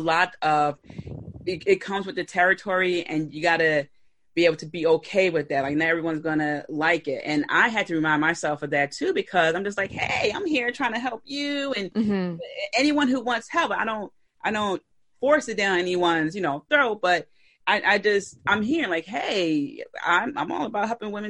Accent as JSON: {"language": "English", "town": "Philadelphia", "region": "Pennsylvania", "country": "United States", "said": "I'm from Philly."}